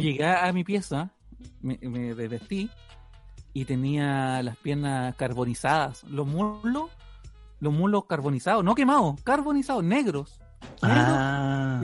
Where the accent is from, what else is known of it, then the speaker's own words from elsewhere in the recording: Arica, Arica y Parinacota, Chile; moved away; yo al ser de Arica